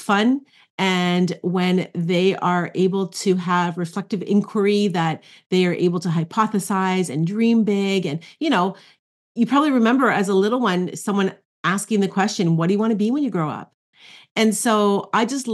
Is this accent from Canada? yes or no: yes; Ontario, Canada; I am in Ontario, Canada. So I'm a Canadian